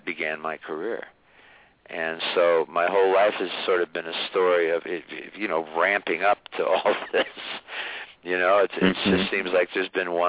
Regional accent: Niles, Michigan, United States; back in my hometown of Niles, Michigan

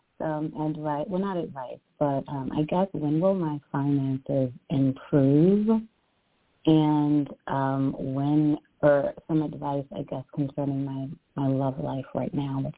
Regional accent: Baltimore, Maryland, United States; I'm from Baltimore.

